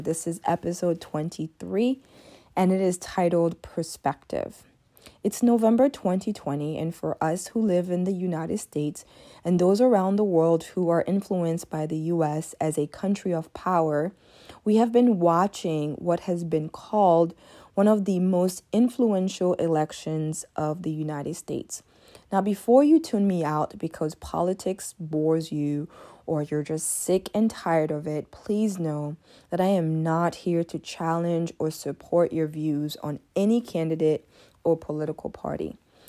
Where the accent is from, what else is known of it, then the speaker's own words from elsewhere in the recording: Côte d’Ivoire; Being born and raised in Africa for part of my life gives me a unique perspective on American politics. You see, when I was born, even though I was born in Ivory Coast, the Congo was under the presidency of Mobutu